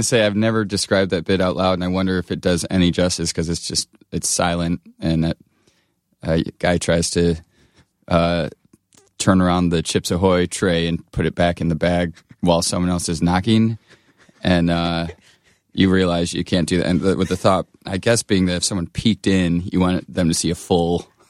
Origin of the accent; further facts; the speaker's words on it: Blissfield, Michigan, United States; I grew up in Michigan, uh, Southeast Michigan, near, it's called Blissfield